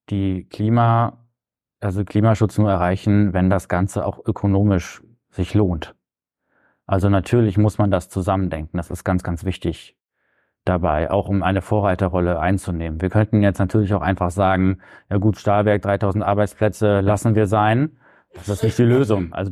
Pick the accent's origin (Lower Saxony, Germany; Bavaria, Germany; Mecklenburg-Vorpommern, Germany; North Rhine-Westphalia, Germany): Lower Saxony, Germany; Barnsdorf; now in Bremen, Germany; Genau, ich bin in Barnsdorf aufgewachsen, {S1} das ist im Landkreis Diepholz. Ich habe auch in Diepholz äh, mein Abi gemacht und bin dann zum Studium äh, hier nach Bremen gezogen.